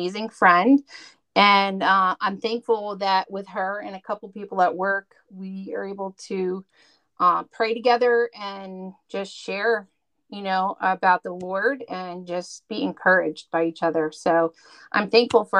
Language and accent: English; New Jersey, United States; I'm from North Jersey